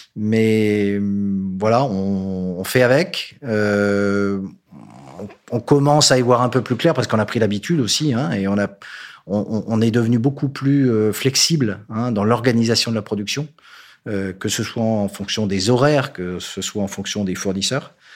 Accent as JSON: {"language": "French", "region": "northern France", "country": "France", "said": "je suis nordiste"}